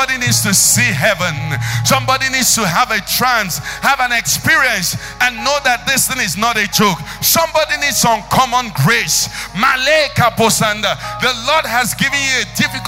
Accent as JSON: {"language": "English", "country": "Nigeria"}